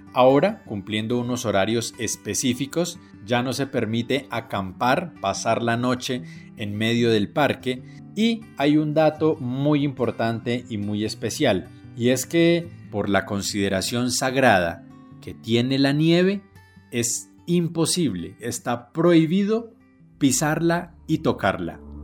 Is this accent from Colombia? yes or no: yes; Colombia; como colombianos